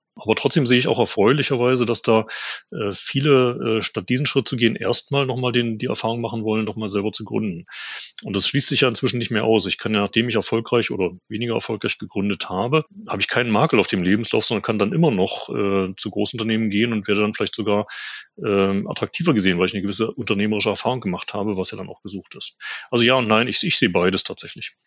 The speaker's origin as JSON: {"language": "German", "country": "Germany", "said": "in Deutschland"}